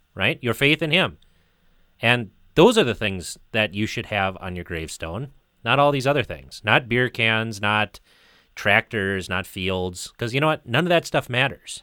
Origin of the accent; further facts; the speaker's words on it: United States; where I grew up in the United States